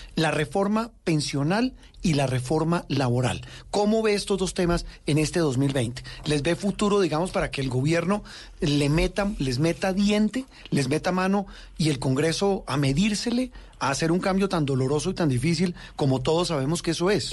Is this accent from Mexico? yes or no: no; Colombia